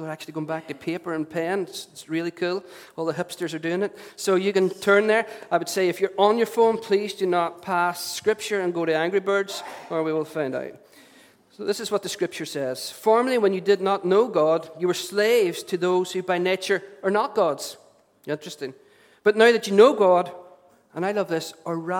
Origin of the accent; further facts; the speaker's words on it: Derry, Northern Ireland, United Kingdom; as a young teenager growing up in Derry